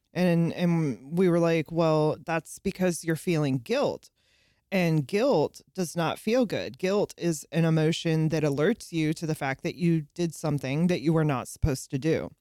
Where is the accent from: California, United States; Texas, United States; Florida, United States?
California, United States; South San Francisco; moved away; also born or lived in the South (US); I grew up in South San Francisco, California